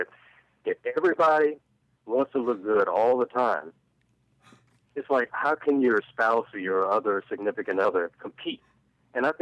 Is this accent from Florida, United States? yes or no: yes; Orlando, Florida, United States